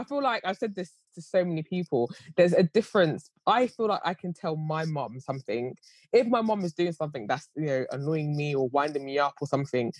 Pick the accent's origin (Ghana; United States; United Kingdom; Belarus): Ghana; Obviously, I have a son, so everyone knows what they, and I'm Ghanaian as well.